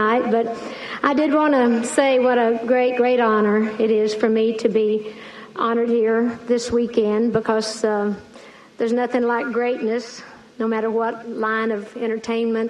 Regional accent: Great Smoky Mountains of East Tennessee, United States; I grew up in the Great Smoky Mountains of East Tennessee

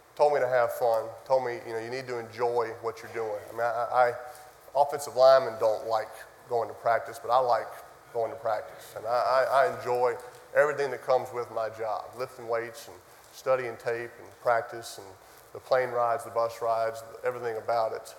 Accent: New Orleans, Louisiana, United States; I'm from New Orleans, Louisiana

